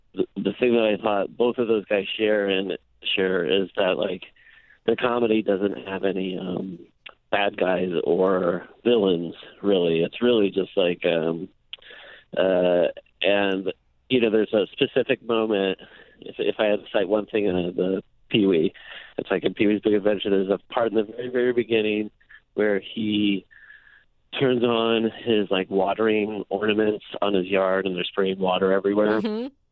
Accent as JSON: {"language": "English", "region": "Iowa", "country": "United States", "tie": "born or raised there", "moved": "yes", "said": "growing up in Iowa"}